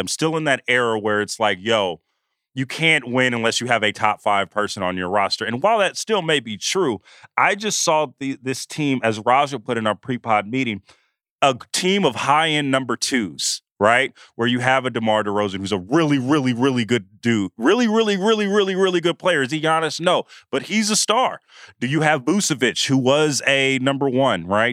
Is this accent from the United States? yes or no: yes; the Bay Area, California, United States; I'm from the Bay